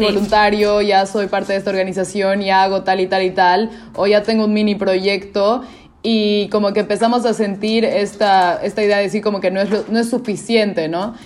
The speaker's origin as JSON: {"language": "Spanish", "region": "Cochabamba", "country": "Bolivia", "said": "yo soy boliviana, soy de una ciudad que se llama eh, Cochabamba"}